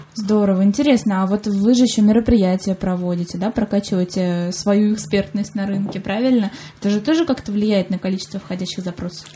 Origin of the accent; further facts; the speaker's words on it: Saratov, Saratov Oblast, Russia